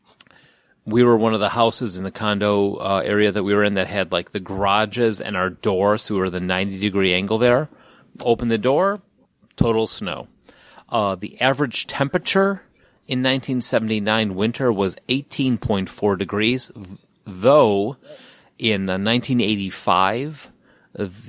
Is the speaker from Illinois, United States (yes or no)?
yes; Chicago, Illinois, United States; also born or lived in Kennesaw, Georgia; now in Houston, United States; I'm from Chicago